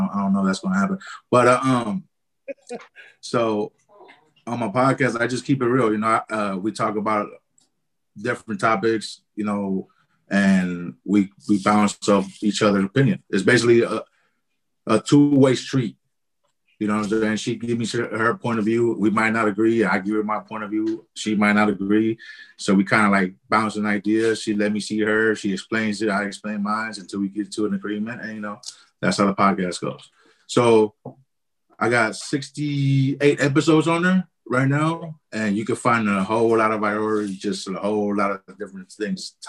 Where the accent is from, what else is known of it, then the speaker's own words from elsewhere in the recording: Oakland, California, United States; I'm from Oakland, California